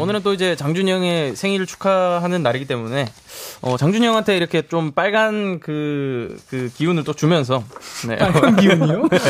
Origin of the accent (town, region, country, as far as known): Busan, South Korea; born or raised there